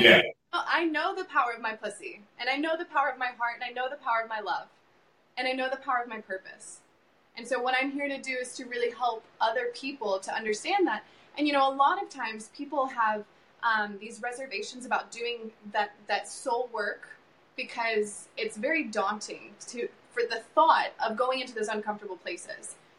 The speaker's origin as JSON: {"language": "English", "region": "South Carolina", "country": "United States", "tie": "born or raised there", "said": "I grew up in South Carolina, so I grew up on the East Coast"}